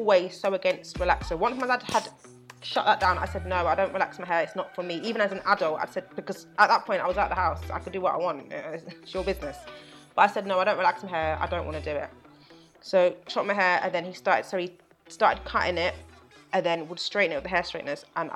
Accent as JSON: {"language": "English", "region": "London", "country": "United Kingdom", "tie": "born or raised there", "said": "I'm born and raised in London"}